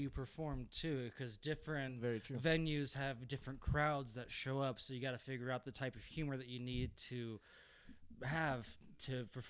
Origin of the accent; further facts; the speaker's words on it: Colorado, United States; Seventh generation, born and raised in Colorado, so I've been here my entire life.